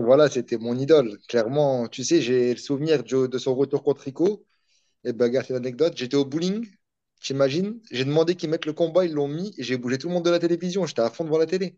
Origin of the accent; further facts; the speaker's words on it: Vieux-Condé, Hauts-de-France, France; je suis une petite ville, ça s'appelle Vieux-Condé. C'est à côté de Valenciennes.